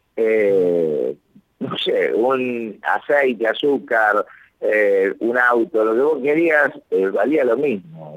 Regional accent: Argentina; now in Lima, Peru; como argentino

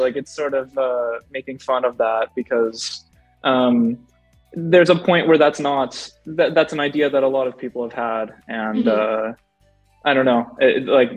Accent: Edmonton, Alberta, Canada; I'm from Alberta, Canada

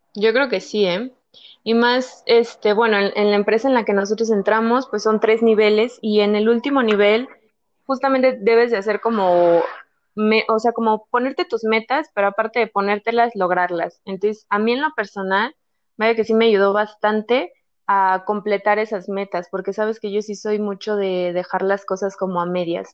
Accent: Guadalajara, Jalisco, Mexico; moved away; also born or lived in State of Mexico; soy de Guadalajara, pero viví en el Estado de México

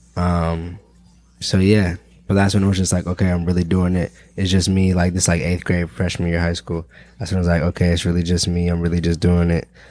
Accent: Pittsburgh, Pennsylvania, United States; now in Chicago, United States; I'm from Pittsburgh, Pennsylvania

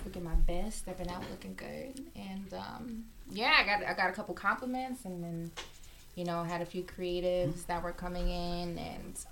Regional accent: Long Island, New York, United States; I'm from Long

